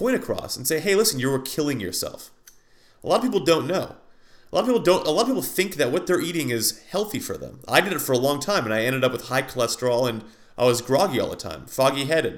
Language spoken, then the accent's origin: English; United States; as an American